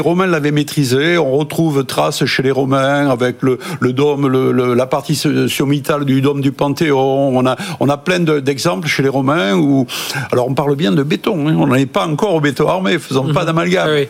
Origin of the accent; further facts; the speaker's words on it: Toulouse, Occitania, France; moi je suis toulousain donc c'est plutôt la brique